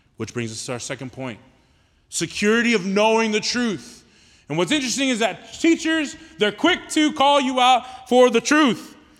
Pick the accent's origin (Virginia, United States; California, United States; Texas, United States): Texas, United States; Houston; I'm from Houston, right? Born and raised in Houston